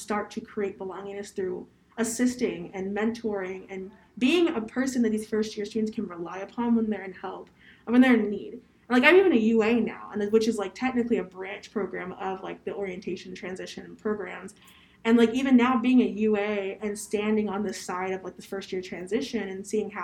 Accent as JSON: {"language": "English", "town": "Columbus", "region": "Ohio", "country": "United States", "said": "I'm from Columbus, Ohio"}